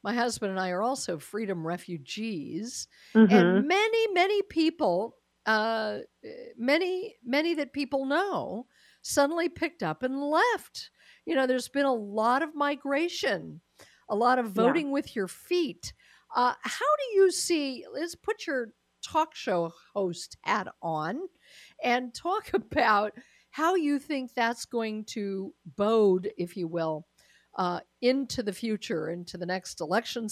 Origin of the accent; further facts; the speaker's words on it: Denver, Colorado, United States; moved away; having been from Colorado, I mean, it is still my hometown, Denver is